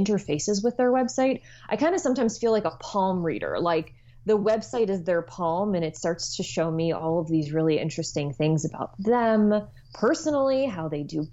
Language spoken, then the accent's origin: English; New Jersey, United States; moved away as an adult; I am originally from New Jersey and have somehow, by the twists of fate, returned here once again